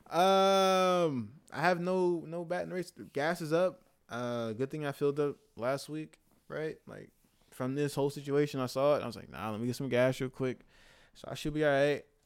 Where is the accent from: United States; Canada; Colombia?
United States; as of American, living in America